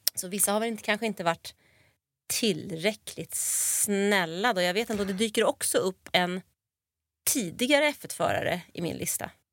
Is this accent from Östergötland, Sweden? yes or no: no; Stockholm, Stockholm County, Sweden; accent: stockholmska; moved away as an adult; now in Skåne, Sweden; jag har ju 08 i själ och hjärta. Och dialektalt